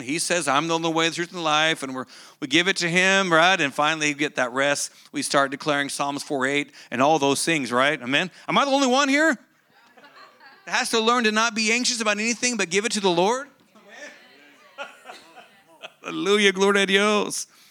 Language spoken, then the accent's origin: English; Oklahoma, United States; moved away; I grew up in Bible Belt, Oklahoma